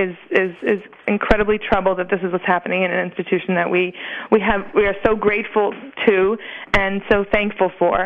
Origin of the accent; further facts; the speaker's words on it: United States; we as American Jews